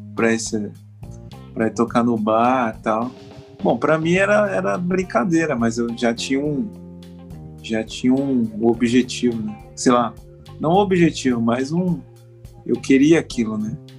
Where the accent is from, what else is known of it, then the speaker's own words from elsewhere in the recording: Mauá, São Paulo, Brazil; moved away as an adult; also born or lived in Japan; now in Rio de Janeiro, Brazil; eu sou é, natural de, do município de Mauá. Mauá é ali na periferia de São Paulo. E aí eu vivi em Mauá até os 18